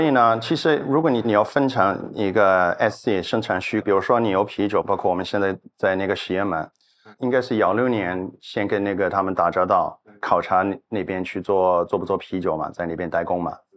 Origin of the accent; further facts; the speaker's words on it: New Zealand; Chinese is a second language; also born or lived in Australia; now in Shenzhen, China; 我新西兰人嘛